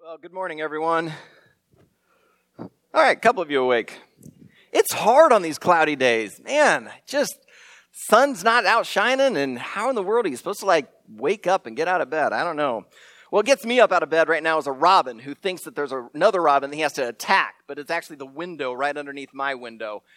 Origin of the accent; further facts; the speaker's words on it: Iowa, United States; I'm from Iowa